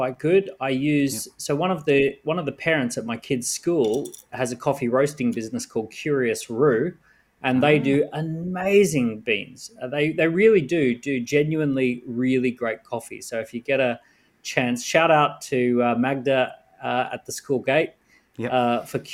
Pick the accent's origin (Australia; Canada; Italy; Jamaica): Australia; Sunshine Coast, Queensland; now in London, United Kingdom; as you can hear, I'm from Australia. I grew up on the Sunshine Coast.